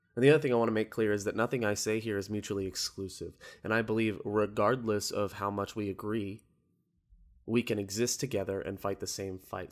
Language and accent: English; Orlando, Florida, United States; I'm from Orlando